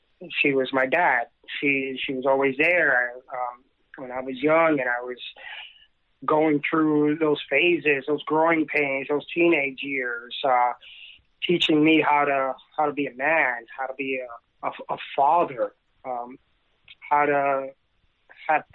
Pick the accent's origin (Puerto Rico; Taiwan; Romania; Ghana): Puerto Rico; also born or lived in South Bronx, New York; now in Hudson Valley, United States; from a very young age, I grew up in Puerto Rico, and I have pictures of playing T-ball, maybe 2-3 years old